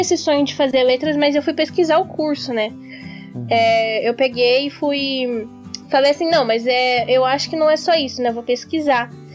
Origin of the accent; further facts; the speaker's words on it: Curitiba, Paraná, Brazil; sou daqui de Curitiba